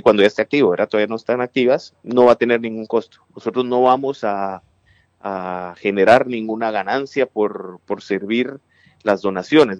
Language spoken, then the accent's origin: Spanish; Guatemala City, Guatemala Department, Guatemala; moved away as an adult; now in United States; yo nací en la ciudad capital, soy, soy de Guatemala y tengo siete años y medio viviendo en Estados Unidos.